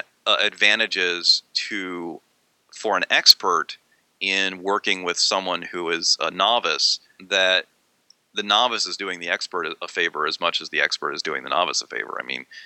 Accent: Maryland, United States; now in Pennsylvania, United States; I grew up in Maryland, but it's only like 50 miles away from where I live now

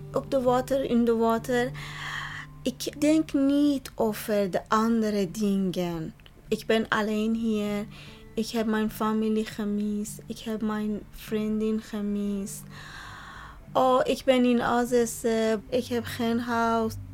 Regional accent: Bandar Abbas, Hormozgan, Iran; Dutch is a second language; moved away as an adult; now in Netherlands; Ik ben van Zoutira. Ja, mijn stad, de naam eh, is Bandar Abbas.

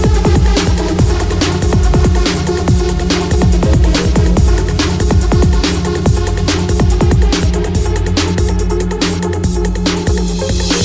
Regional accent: Southampton, South East England, United Kingdom; my hometown, Southampton.

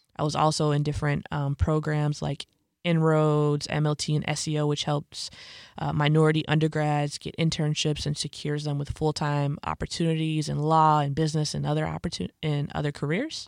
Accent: Bolingbrook, Illinois, United States; I was born and raised in Bolingbrook, Illinois, which is where my parents live currently. It's like a southwest suburb of Chicago

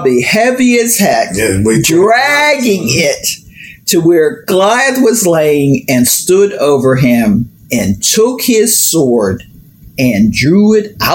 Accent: Hazelwood, Pennsylvania, United States; I'm from Hazelwood

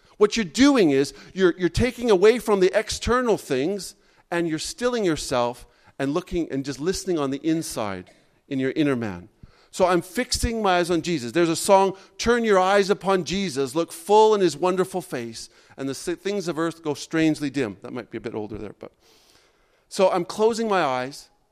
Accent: Canada; I'm a Canadian

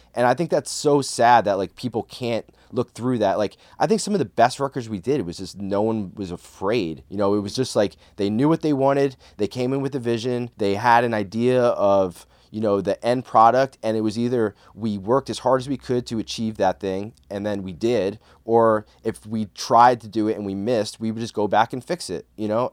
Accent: Bergen County, New Jersey, United States; I grew up in Bergen County, New Jersey

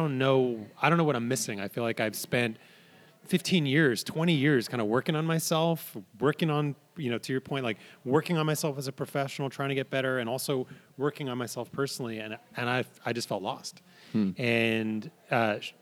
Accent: New York, United States; moved away; also born or lived in San Francisco / Ashland, Oregon; I grew up in New York and I spent a lot of time in San Francisco.

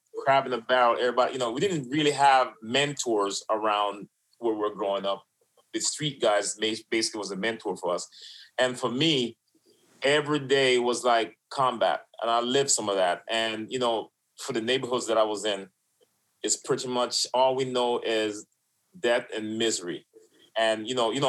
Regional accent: New York City, New York, United States; also born or lived in Florida; now in Wellington, United States; Mixed in Brooklyn, and then down here in Florida. Left from Brooklyn, came to Florida and started living on my own

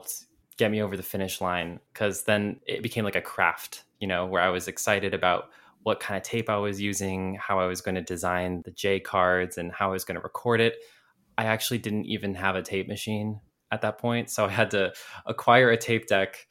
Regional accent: Monroe, Washington, United States; I'm from the outskirts, like 45 minutes northeast of Seattle, a town called Monroe

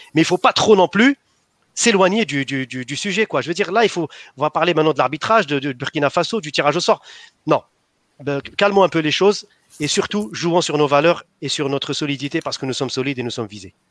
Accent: Algeria; on est des Algériens

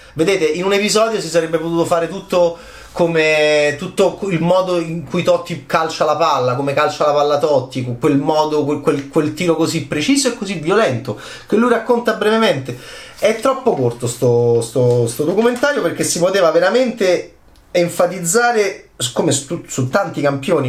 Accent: Rome, Lazio, Italy; nella nostra città, Roma

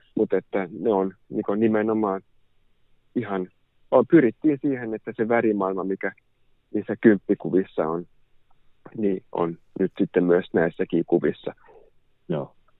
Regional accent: Helsinki, Uusimaa, Finland; olen helsinkiläinen kuvataiteilija

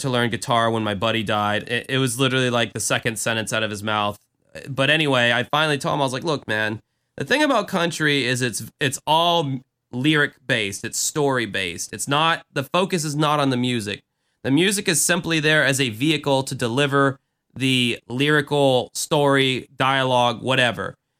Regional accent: Jacksonville, Florida, United States; my hometown

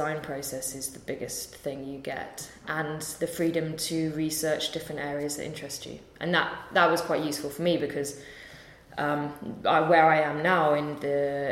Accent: London, United Kingdom; I'm from London so I could live at home

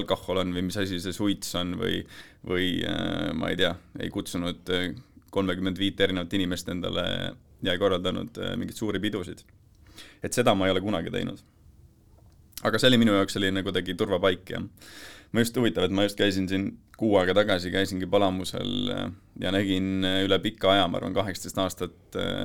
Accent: near Tartu, Tartu County, Estonia; elasime, elasime Tartu külje all

